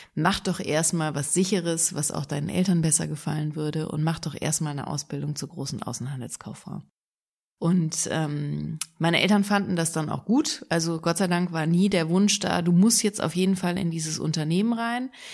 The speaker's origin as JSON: {"language": "German", "town": "Engelskirchen", "region": "North Rhine-Westphalia", "country": "Germany", "tie": "born or raised there", "also_born_or_lived": "Düsseldorf", "lives_now": "Cologne, Germany", "said": "Ich bin geboren in Engelskirchen, das ist im Bergischen Land, im Oberbergischen"}